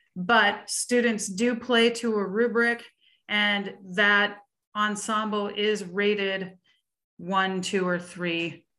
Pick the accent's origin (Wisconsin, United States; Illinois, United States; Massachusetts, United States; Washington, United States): Washington, United States; Seattle; we are both from the Seattle region, which is under the auspices of the Washington Music Educators Association